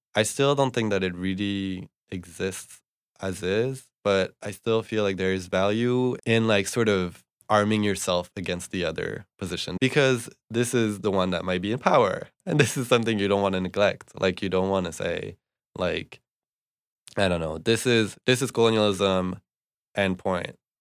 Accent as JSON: {"language": "English", "town": "Bordeaux", "region": "Nouvelle-Aquitaine", "country": "France", "tie": "born or raised there", "also_born_or_lived": "Montreal, Canada", "moved": "as an adult", "lives_now": "United States", "said": "I grew up in France, in Bordeaux"}